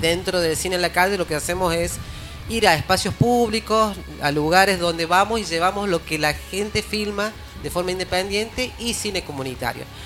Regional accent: Alberdi, Argentina; nosotros somos acá de Alberdi

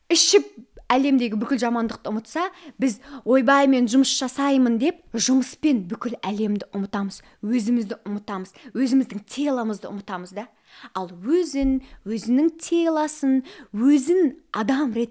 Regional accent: Lenger, Turkistan Region, Kazakhstan; мен де сіздер секілді қарапайым отбасыданмын кішкентай ленгер деген қаланың тумасымын

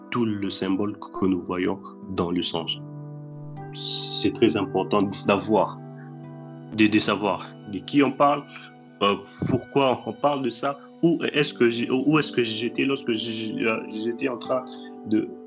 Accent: Matadi, Kongo Central, DR Congo; also born or lived in Kinshasa; now in Russia; la maison où, où, j'ai grandi à, à, à Matadi, alors qu'aujourd'hui je suis en, Russie

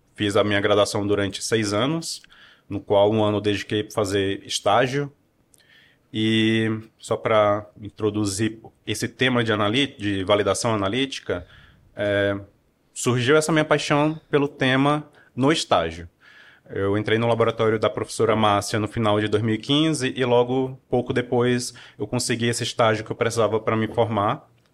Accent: Piauí, Brazil; moved away as an adult; also born or lived in Teresina, Piauí; now in Campinas, Brazil; sou nascido em Teresina, no Piauí. Passei minha infância no interior do Piauí

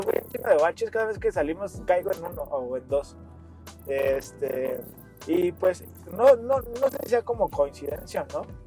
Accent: Mexico; como buen mexicano que somos

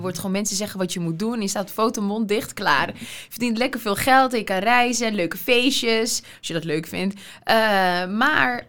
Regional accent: Veenendaal, Utrecht, Netherlands; ik kwam uit Veenendaal.

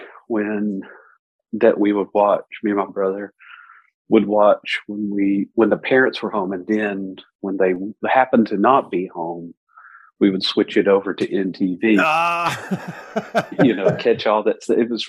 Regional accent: East Kentucky, United States; … is from my hometown. This is the same small town in East Kentucky. You know, I grew up right off of … Boulevard

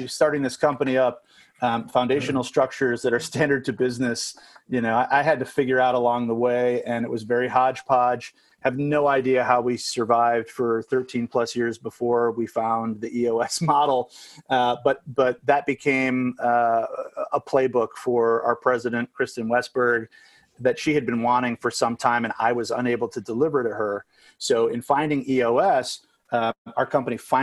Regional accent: Chicago suburbs, Illinois, United States; moved away as an adult; also born or lived in Los Angeles, United States; spent about a decade in LA in between growing up in the Chicago suburbs and then coming back

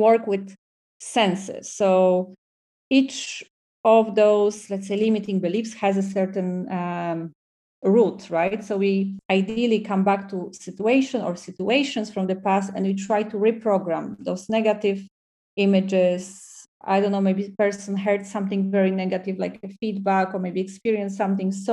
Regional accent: Poland; English is a second language; moved away as an adult; also born or lived in Dublin, Ireland; now in Barcelona, Spain; I come from Poland

